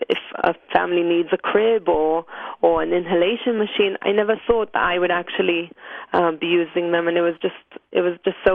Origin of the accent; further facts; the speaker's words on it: Jerusalem, Jerusalem District, Israel; Uh, Jerusalem.